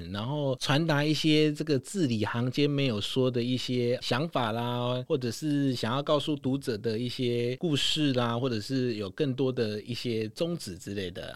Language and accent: Chinese; Tainan, Taiwan; 身为台南人非常骄傲